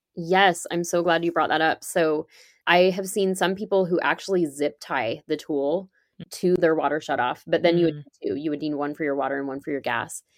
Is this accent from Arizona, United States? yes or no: no; California, United States; So I grew up in California and I ended up back here. I live in California now.